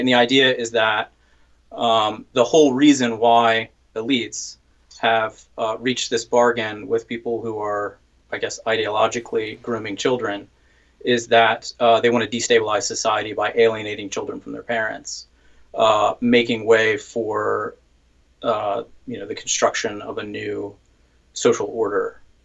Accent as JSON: {"language": "English", "region": "the South", "country": "United States", "tie": "born or raised there", "said": "grew up in the South, as did"}